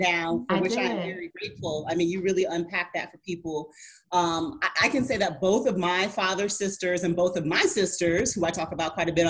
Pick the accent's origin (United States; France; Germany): Germany; You know, growing up in Germany, my interaction, as I've mentioned before, with black people and black women and black families was pretty limited.